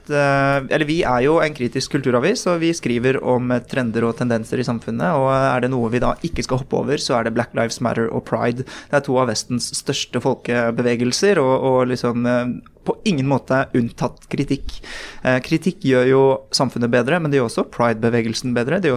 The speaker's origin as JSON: {"language": "Norwegian", "region": "Oslo", "country": "Norway", "tie": "born or raised there", "also_born_or_lived": "Bærum", "said": "Jeg er en uh, Oppsal-gutt. Jeg vokste opp på østkanten i Oslo, uh, født i 1993 av koreanske foreldre, og som skilte seg. Jeg endte opp med min mor i Bærum, på Østerås, rett utenfor grensen til Bærum."}